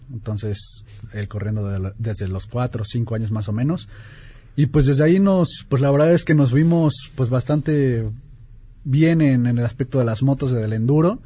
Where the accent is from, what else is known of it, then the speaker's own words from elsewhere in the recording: Mexico City, Mexico; soy de aquí de la Ciudad de México